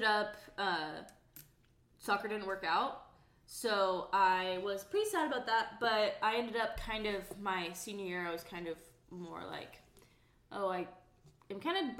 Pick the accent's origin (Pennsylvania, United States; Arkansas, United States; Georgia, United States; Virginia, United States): Arkansas, United States; Fayetteville; I'm originally from Fayetteville, grew up in Fayetteville, Arkansas